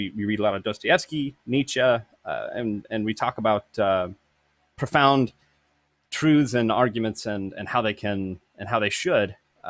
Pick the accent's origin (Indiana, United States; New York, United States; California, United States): California, United States; Northern; I come from Northern California. I grew up in a Christian home. My dad was a pastor, still is.